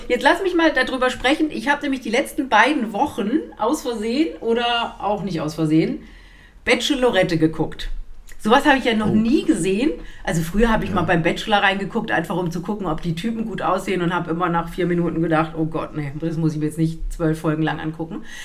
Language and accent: German; Germany; moved away; ich bin ja am Rhein aufgewachsen